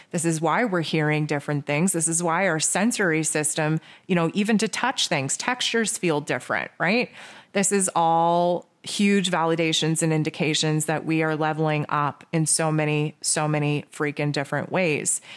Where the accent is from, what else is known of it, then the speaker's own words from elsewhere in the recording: Canada; I'm Canadian